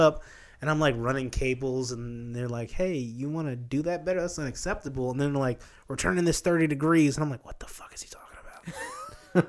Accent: Midwest, United States; moved away; growing up in the Midwest

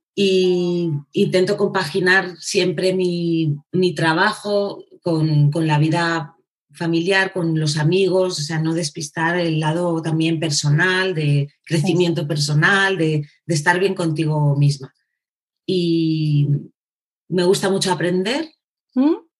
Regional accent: Segovia, Castile and León, Spain; soy, una mm, chica de Segovia, ¿vale? Nací en Segovia, mm. eh, castellana.

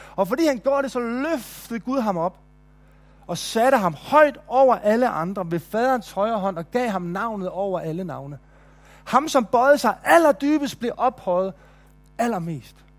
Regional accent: Nykøbing Mors, North Denmark Region, Denmark; now in Kolding, Denmark; i Nykøbing Mors, hvor jeg voksede op

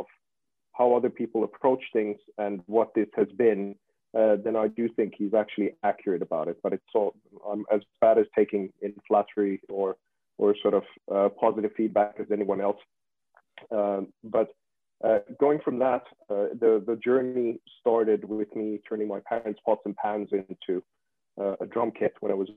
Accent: Finland; I come from Finland and Nokia was a big deal over here

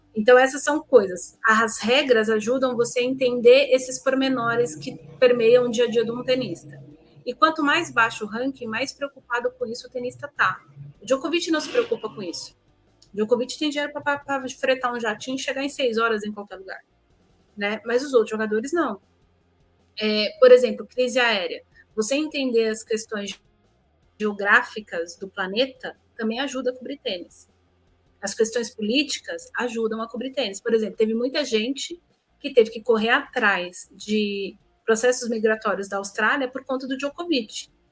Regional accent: São Paulo, Brazil; moved away as an adult; eu sou de São Paulo

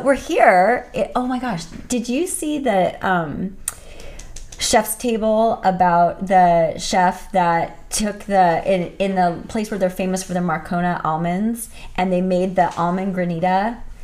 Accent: Thousand Oaks, California, United States; also born or lived in Whittier; in Thousand Oaks, where I'm from. Also a native Southern California girl.

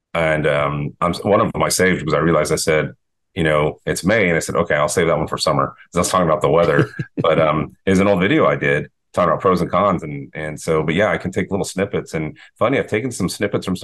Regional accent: Texas, United States; now in Boynton Beach, United States; I grew up in Texas

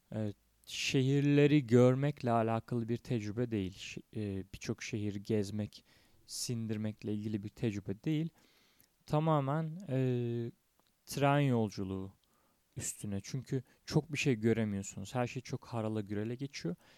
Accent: Tekirdağ, Turkey; Tekirdağ'da indim memleketimde

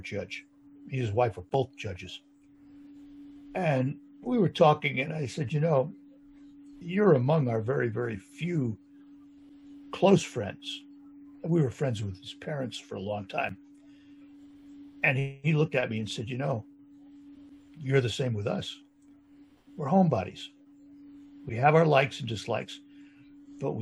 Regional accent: New York, United States; moved away as an adult; also born or lived in Louisville; now in Saginaw, United States; I'm a New Yorker. I worked in suburban New York City before I came here.

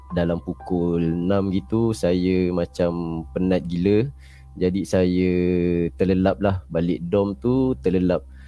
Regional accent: Melaka, Malacca, Malaysia; Saya asal dari Melaka

